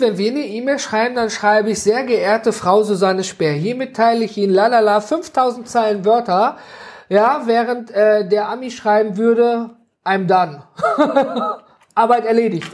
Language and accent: German; North Rhine-Westphalia, Germany; ich komme her äh, aus dem Nordrhein-Westfalen